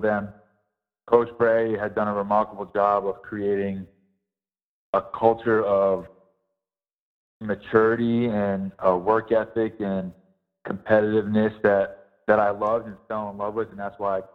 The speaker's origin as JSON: {"language": "English", "region": "New York", "country": "United States", "tie": "born or raised there", "said": "my home state"}